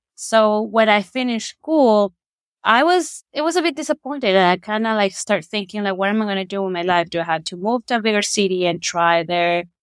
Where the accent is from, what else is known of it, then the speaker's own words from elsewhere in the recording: Ecuador; moved away as an adult; now in Saskatoon, Canada; I'm originally from Ecuador. I was born and raised there, and I moved to Saskatoon uh, around nine years ago.